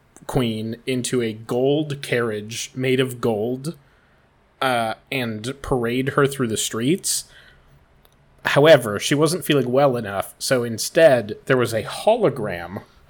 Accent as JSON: {"language": "English", "town": "Cottage Grove", "country": "United States", "tie": "born or raised there", "said": "I'm pretty sure we grew up in Cottage Grove, and there was fully a parade for the guy that played Stifler in American Pie."}